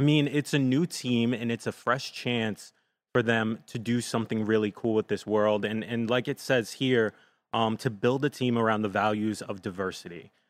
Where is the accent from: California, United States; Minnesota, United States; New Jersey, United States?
New Jersey, United States; Jersey City; I won't say I'm from New York, but I have spent a lot of time there 'cause I grew up in Jersey City